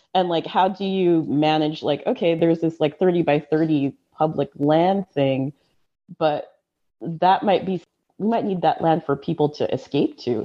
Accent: Central Valley, California, United States; I grew up in the Central Valley

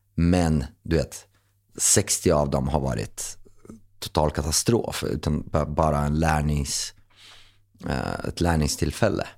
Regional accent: Linköping, Östergötland, Sweden; moved away as an adult; now in Stockholm, Sweden; Linköping som jag kom ifrån

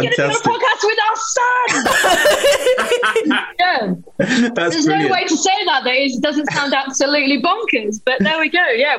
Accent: Leicester, East Midlands, United Kingdom; I'm from Leicester

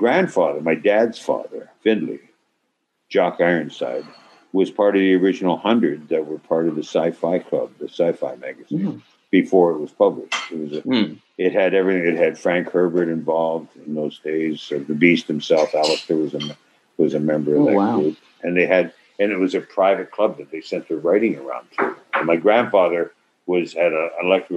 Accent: Toronto, Ontario, Canada; I'm from originally from Toronto, not Toronto, Toronto

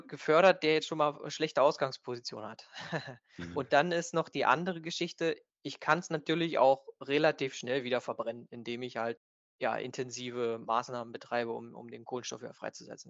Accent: Stendal, Saxony-Anhalt, Germany; wir sind hier aus, aus Stendal

